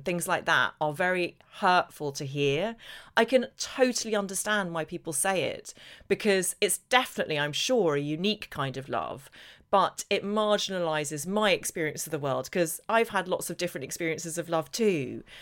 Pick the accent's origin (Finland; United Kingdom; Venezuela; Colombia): United Kingdom; Northern Ireland; I grew up in Northern Ireland where there was barely any sunshine